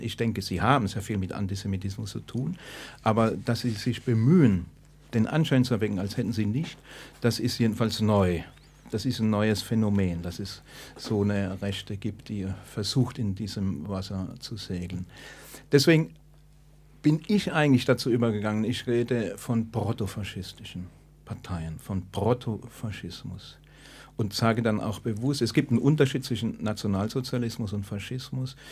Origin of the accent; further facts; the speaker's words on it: Stuttgart, Baden-Württemberg, Germany; ich komme aus Stuttgart